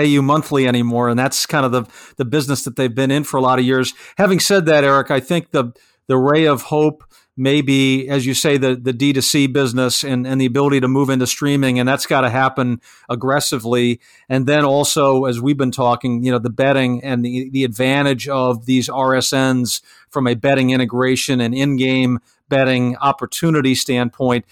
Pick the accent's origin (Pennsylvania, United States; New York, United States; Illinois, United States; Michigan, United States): Illinois, United States; Chicago; my hometown, Chicago